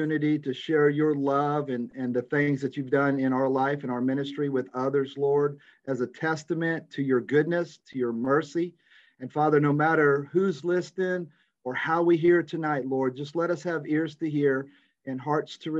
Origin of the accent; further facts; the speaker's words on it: Visalia, California, United States; I was born in Visalia, California